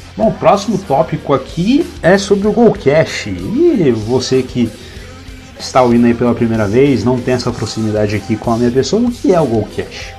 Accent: São Paulo, Brazil; moved away; also born or lived in Minas Gerais; Eu morava em Minas Gerais e eu acabei voltando para São Paulo, né? Eu nasci em São Paulo e tenho parte da minha família lá, morando lá na, na capital paulista

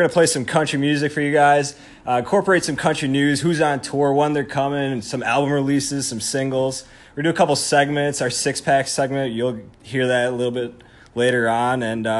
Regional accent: Chicago suburbs, Illinois, United States; also born or lived in Champaign, Illinois; we were both born and raised in the Chicago suburbs

